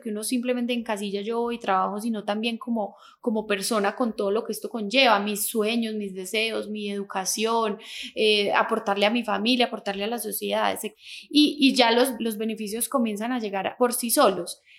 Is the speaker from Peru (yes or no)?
no; Manizales, Caldas, Colombia; moved away as an adult; also born or lived in France / Bogotá; now in Manizales, Colombia; nací aquí en Manizales, digamos que hace mucho tiempo me fui de Manizales, hace 15 años me había ido de Manizales